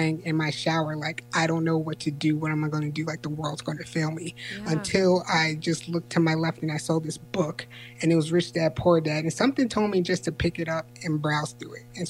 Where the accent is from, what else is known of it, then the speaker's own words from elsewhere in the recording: Yonkers, New York, United States; moved away as an adult; now in Princeton, United States; I'm in Princeton, New Jersey right now, but I grew up in Yonkers, New York